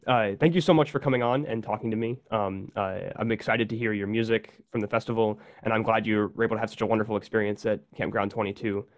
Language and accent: English; St. Petersburg, Florida, United States; Brad and I both grew up in St. Petersburg